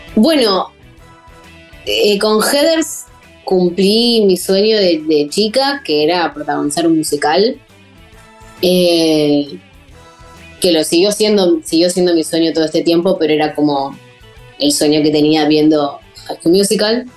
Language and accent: Spanish; Avellaneda, Buenos Aires Province, Argentina; yo soy de Avellaneda y empecé a venir a Capital a estudiar